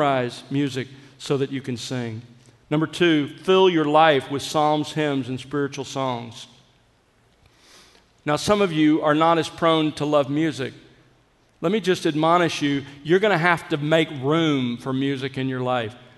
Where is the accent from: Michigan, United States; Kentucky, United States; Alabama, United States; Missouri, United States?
Alabama, United States; South; I grew up in South Alabama